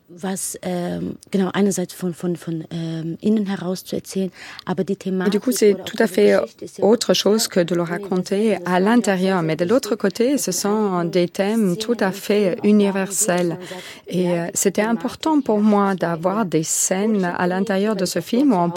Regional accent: Armenia; Moi, je viens d'Arménie, mais je suis euh, kurde et jéside.

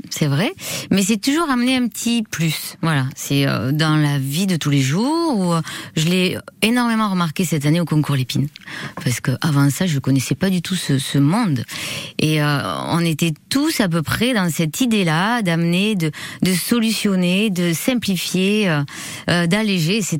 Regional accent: Bagnères-de-Bigorre, Occitania, France; now in Biarritz, France; bannière de Bigorre.

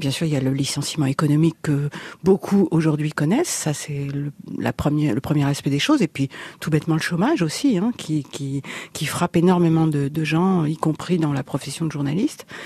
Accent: Paris, Île-de-France, France; also born or lived in Reims region; j'ai grandi à Paris

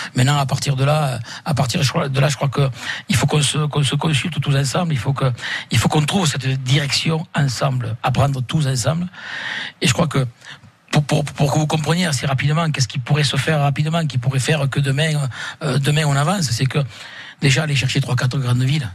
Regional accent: Occitania, France; nous sommes français, mais nous sommes fiers d'être catalans parce que nous sommes issus de, de familles catalanes

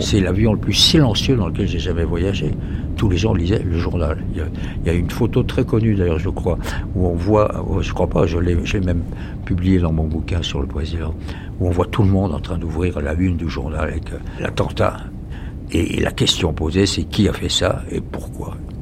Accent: France; accent: French; mon accent français, qui me dit You're French J'ai dit oui

